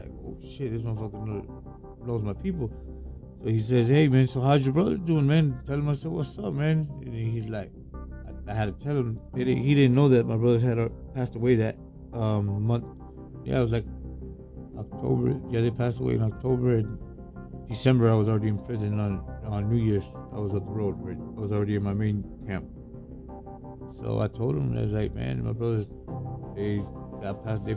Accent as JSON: {"language": "English", "town": "Tampa", "region": "Florida", "country": "United States", "said": "I'm from Tampa"}